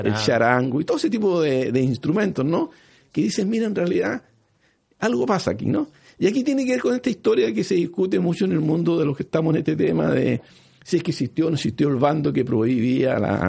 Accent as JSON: {"language": "Spanish", "region": "Norte Grande", "country": "Chile", "said": "tenemos nosotros los, nortinos un tipo físico diferente"}